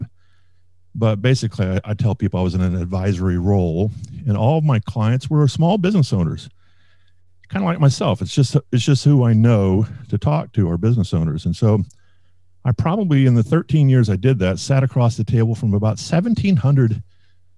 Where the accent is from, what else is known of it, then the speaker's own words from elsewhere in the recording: Orlando, Florida, United States; moved away as an adult; also born or lived in Jacksonville, Florida; now in Clay County, United States; I'm originally from Orlando, Florida, and I like to tell people before Disney. So I'm 57 years old and was born and raised in Orlando